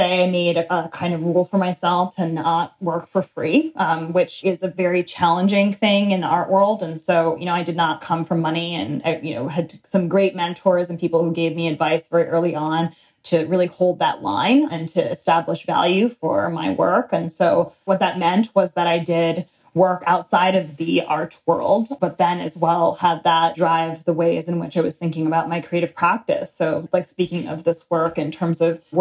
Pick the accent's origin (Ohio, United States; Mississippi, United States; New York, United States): New York, United States; New York City; also born or lived in United Kingdom; I grew up in the East Village, born and raised on St. Mark's Place